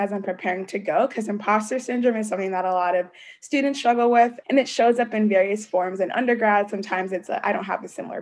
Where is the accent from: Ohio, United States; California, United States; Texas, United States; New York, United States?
Ohio, United States; Columbus; moved away as an adult; also born or lived in New Haven, Connecticut; me and all my siblings were born here in Columbus, Ohio. That's my hometown.